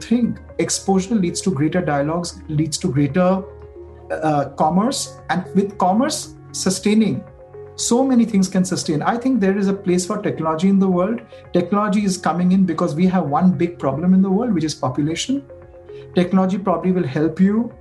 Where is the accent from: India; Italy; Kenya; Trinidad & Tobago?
India; as an Indian designer